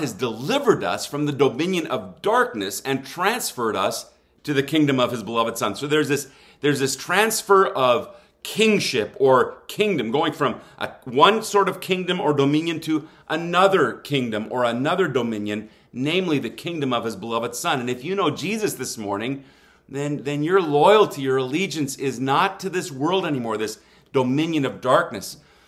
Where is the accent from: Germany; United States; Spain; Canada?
Germany; southwest Germany; I grew up in Germany. My mom and dad were missionaries there. I am known as what some might refer to as a missionary kid.